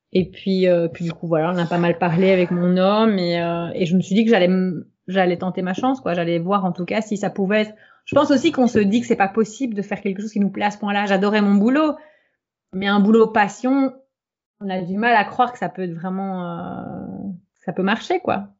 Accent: Belgium; je suis belge

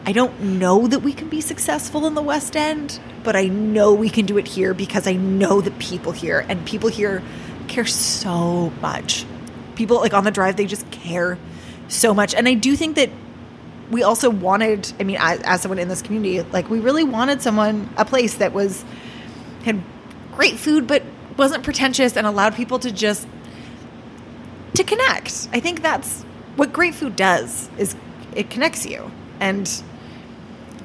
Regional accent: Toronto, Ontario, Canada; now in Vancouver, Canada; I grew up in Toronto

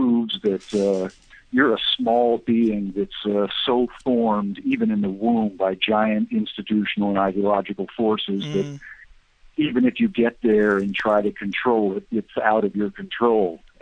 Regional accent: United States; I grew up in America and came of age in the 70s

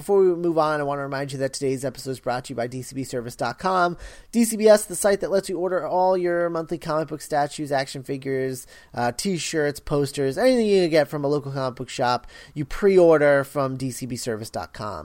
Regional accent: United States; I am from America

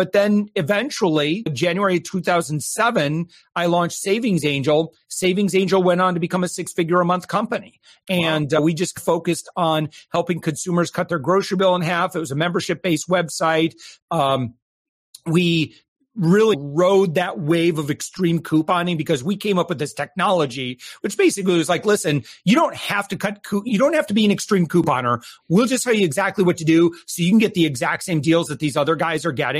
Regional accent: West Michigan, United States; now in Florida, United States; I was originally from West Michigan

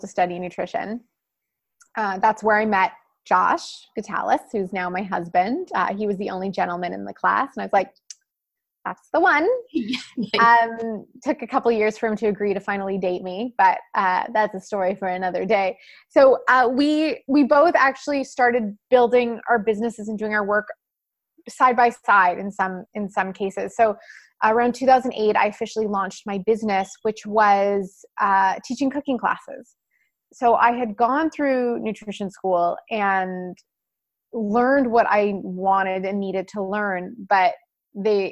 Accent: Winnipeg, Manitoba, Canada; moved away; also born or lived in California; I was raised in Winnipeg, and for anyone who is not in Canada, it's a small city in the middle of the country

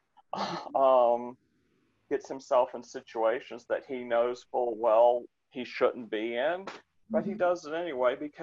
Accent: Florida, United States; moved away as an adult; now in Hyattsville, United States; I'm originally from Florida. My wife and I were both born in Florida

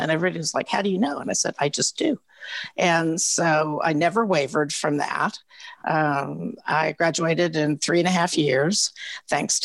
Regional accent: Oak Ridge, Tennessee, United States; when I grew up in Oak Ridge

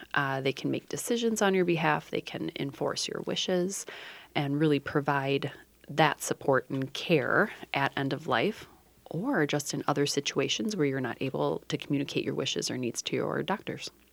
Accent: Dubuque, Iowa, United States; in my hometown of Dubuque, Iowa when I was fourteen

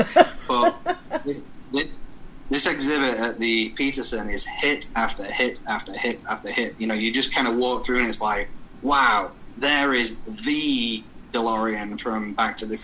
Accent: England, United Kingdom; accent: English; moved away; My accent is English, and I was born and raised in a country that is full of history

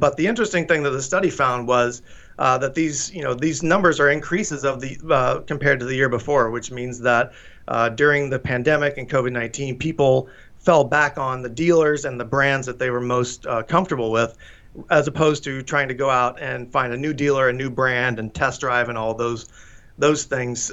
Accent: Tennessee, United States; moved away; I'm from Tennessee, so Chattanooga is a, a, you know a fun memory of mine growing up

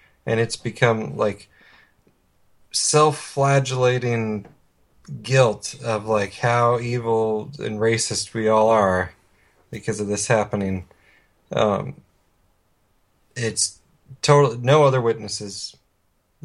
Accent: Oregon, United States; moved away; also born or lived in Phoenix; my hometown

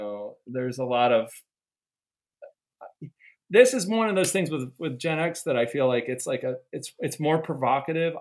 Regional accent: Pittsburgh, Pennsylvania, United States; I was raised in Pittsburgh with my brother in suburban Pittsburgh

